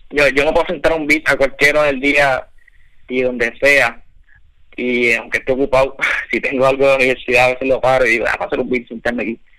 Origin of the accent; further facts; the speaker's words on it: Valladolid, Castile and León, Spain; now in Miami, United States; yo soy, dice que soy de Miami, pero yo, me estoy en Miami, pero yo soy de Valladolid natural.